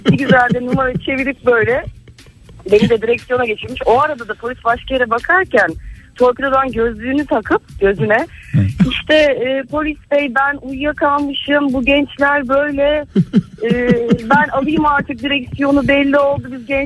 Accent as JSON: {"language": "Turkish", "region": "Samsun", "country": "Turkey", "lives_now": "Ankara, Turkey", "said": "evlendim ben Samsunluyum."}